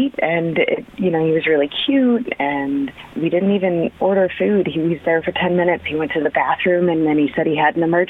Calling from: Oakwood, United States; I'm calling from Oakwood.

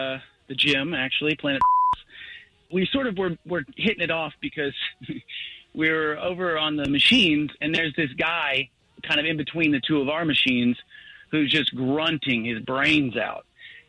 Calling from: Winter Park, Florida, United States; Hey, guys, I'm calling from Winter Park.

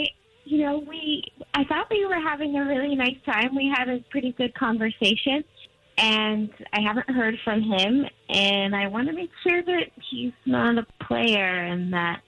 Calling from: Winter Garden, Florida, United States; I'm calling from Winter Garden.

